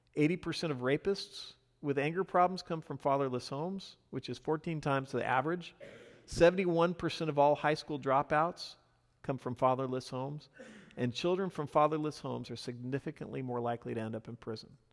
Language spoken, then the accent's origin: English; the Northwest, Pacific Northwest, United States; now in US South; I'm from the Northwest